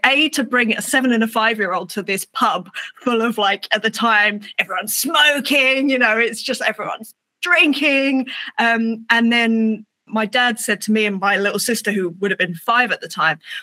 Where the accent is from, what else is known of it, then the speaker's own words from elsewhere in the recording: England, United Kingdom; It's me being English